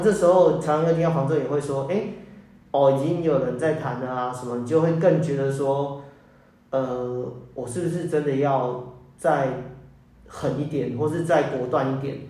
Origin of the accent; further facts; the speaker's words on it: Keelung, Taiwan; moved away as an adult; also born or lived in Taipei / Zhonghe, New Taipei; now in New Taipei, Taiwan; 我老家是在基隆，啊，因为上班之后，上班之后就都在台北